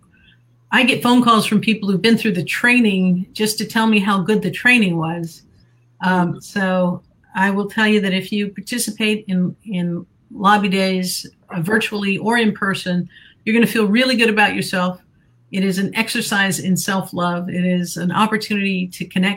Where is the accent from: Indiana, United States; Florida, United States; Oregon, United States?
Florida, United States; Bay County; I grew up in Bay County, Florida